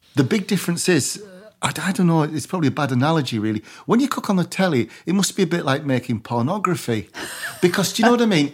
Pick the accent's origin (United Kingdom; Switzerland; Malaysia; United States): United Kingdom; Barrow-in-Furness, North West England; I'm from Barrow